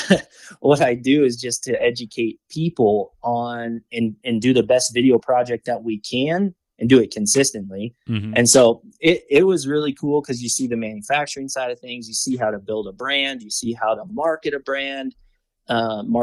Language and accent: English; Missouri, United States; moved away as an adult; not too far from where I grew up in Missouri again.